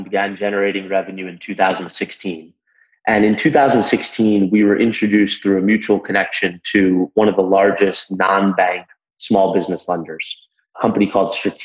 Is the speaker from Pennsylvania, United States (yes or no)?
no; Long Island, Nassau County, New York, United States; I grew up in Long Island on the North Shore in Nassau County